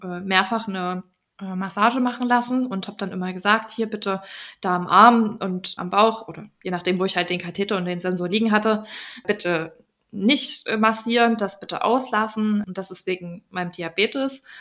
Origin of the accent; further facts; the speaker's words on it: Germany; hier bei uns in Deutschland